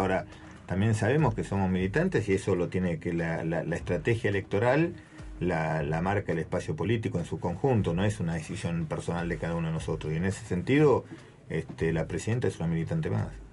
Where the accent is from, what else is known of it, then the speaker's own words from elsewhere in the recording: Capilla del Señor, Buenos Aires Province, Argentina; moved away; also born or lived in Santa Cruz; nací ahí en Capilla del Señor